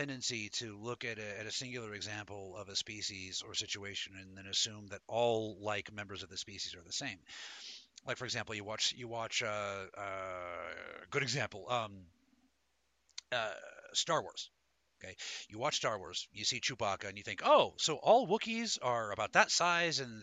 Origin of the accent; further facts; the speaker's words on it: Denver, Colorado, United States; I was born in Denver, Colorado